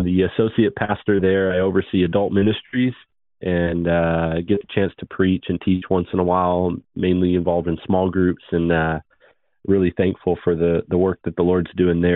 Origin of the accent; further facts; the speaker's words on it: Vancouver, British Columbia, Canada; moved away as an adult; also born or lived in Florida; I grew up in Canada, Word of Faith, Prosperity Gospel